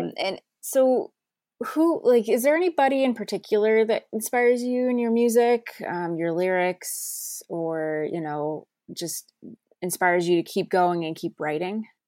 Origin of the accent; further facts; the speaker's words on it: New Jersey, United States; also born or lived in Pennsylvania; I grew up in New Jersey